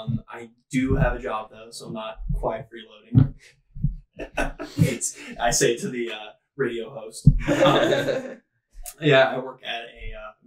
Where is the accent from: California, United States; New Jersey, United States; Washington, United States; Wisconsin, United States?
Washington, United States; Spokane; born or raised there; also born or lived in Nebraska